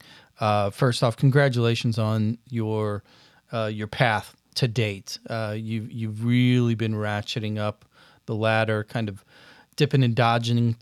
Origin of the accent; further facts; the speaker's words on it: Granite City, Illinois, United States; I'm from Granite as well